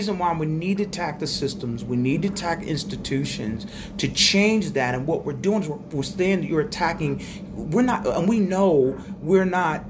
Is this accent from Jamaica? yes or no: yes; Jamaica; now in United States; I go home to Jamaica